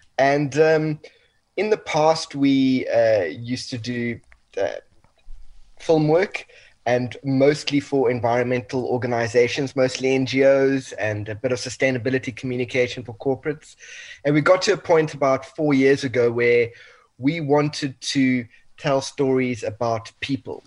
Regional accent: South Africa; family's Italian, but 100% South African

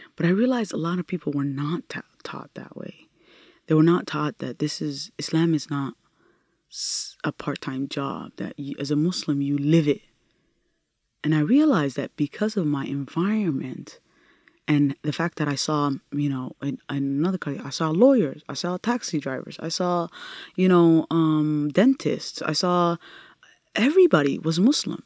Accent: Minnesota, United States; English is a second language; also born or lived in Italy; we came and landed in Minnesota

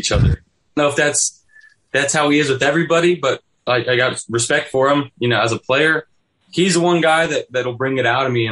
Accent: California, United States; moved away as an adult; now in Buffalo, United States; I'll have quite a few people from my hometown there.

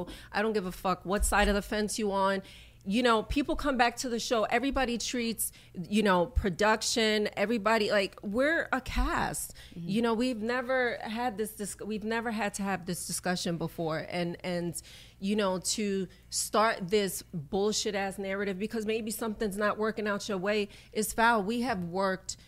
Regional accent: New York City, New York, United States; also born or lived in Brooklyn; I was born in Brooklyn. I was raised in the Bronx

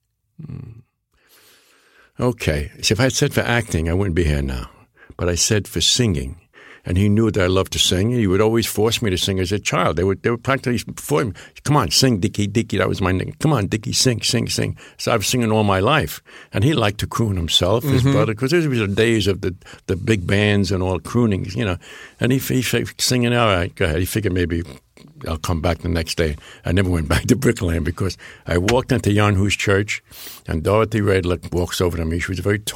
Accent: New York City, New York, United States; first language Neapolitan; I'm born here in the Bronx

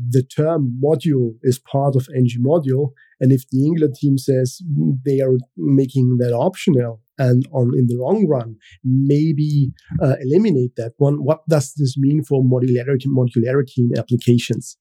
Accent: Austria; first language German; English is a second language; I am from Austria. So, this means my native language is German

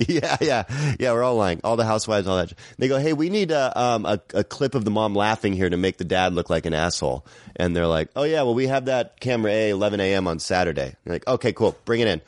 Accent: Seattle, Washington, United States; moved away as an adult; now in Glendale, United States; I'm from Seattle

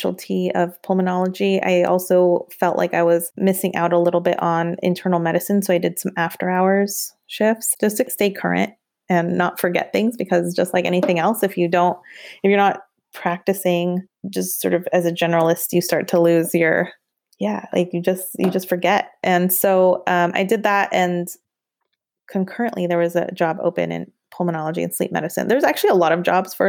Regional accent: California, United States; moved away; also born or lived in East Coast / Portland, Oregon; I was also on the East Coast and I'm from California

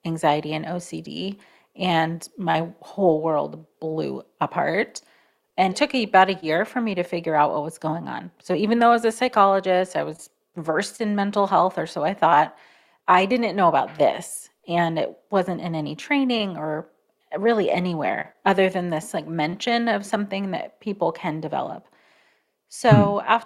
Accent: Oregon, United States; Born in Oregon, the United States.

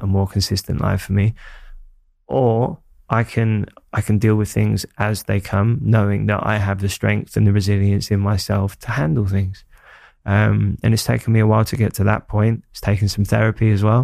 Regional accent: London, United Kingdom; growing up in Hackney

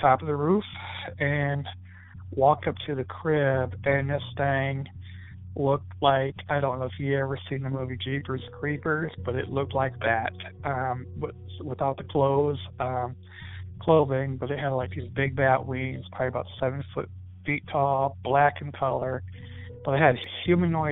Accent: Fort Wayne, Indiana, United States; I'm from Fort Wayne, Indiana

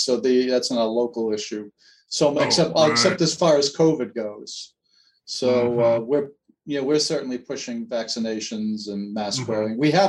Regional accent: Massachusetts, United States; moved away; I'm from Massachusetts originally

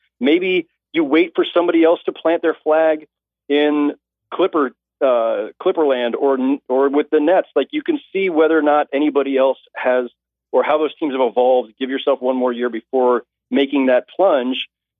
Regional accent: Bay Area, California, United States; I'm from the Bay Area

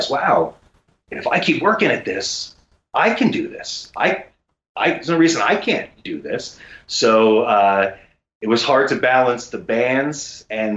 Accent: New York, United States; moved away as an adult; now in Los Angeles, United States; I was born and raised in New York. I'm a New Yorker

